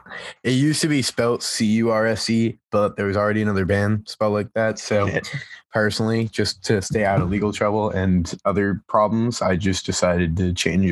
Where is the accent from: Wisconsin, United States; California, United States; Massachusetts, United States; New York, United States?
Massachusetts, United States; Massachusetts. Did I say that right? I sound like I had a lisp.